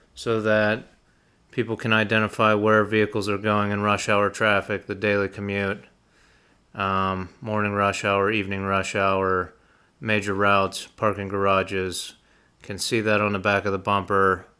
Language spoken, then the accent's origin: English; Utica, Pennsylvania, United States; in Utica, Pennsylvania, my hometown